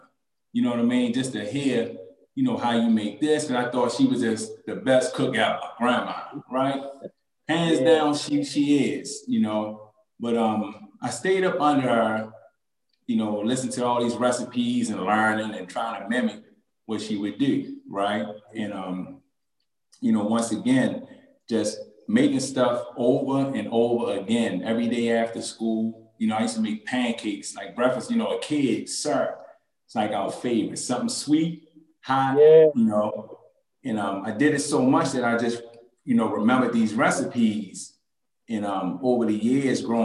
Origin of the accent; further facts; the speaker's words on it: Baltimore, Maryland, United States; I grew up in West Baltimore